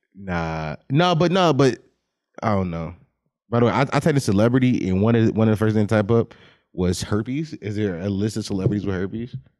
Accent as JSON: {"language": "English", "country": "United States", "said": "I'm American"}